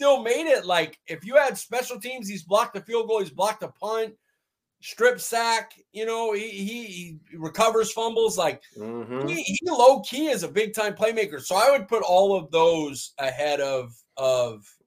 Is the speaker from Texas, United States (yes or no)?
no; Fresno, California, United States; Fresno State, my hometown